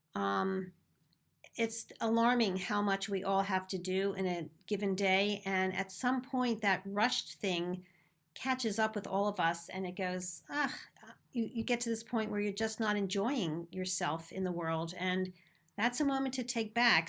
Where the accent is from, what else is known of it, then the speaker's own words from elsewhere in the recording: Philadelphia, Pennsylvania, United States; accent: Philadelphia; my silly Philadelphia accent.